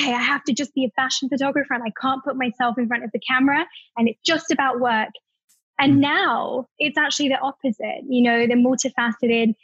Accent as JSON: {"language": "English", "area": "Staffordshire", "region": "West Midlands", "country": "United Kingdom", "tie": "born or raised there", "also_born_or_lived": "London", "moved": "as an adult", "said": "being British"}